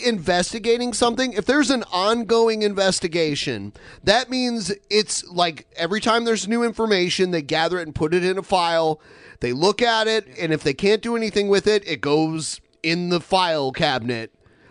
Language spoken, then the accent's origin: English; Ohio, United States; I just mentioned that I'm from Ohio.